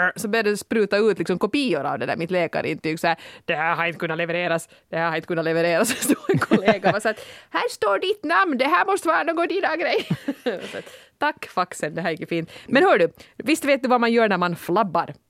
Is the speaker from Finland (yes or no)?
yes; Finland; som finne